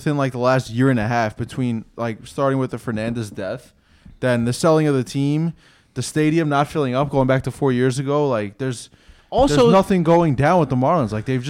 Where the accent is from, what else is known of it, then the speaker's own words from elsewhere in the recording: Northeast, United States; We're just from the Northeast.